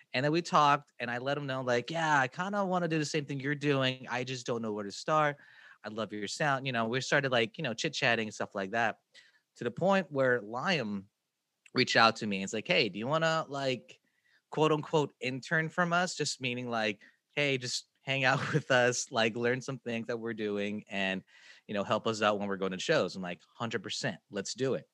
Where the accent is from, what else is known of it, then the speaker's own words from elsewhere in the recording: Kansas City, United States; I'm from Kansas City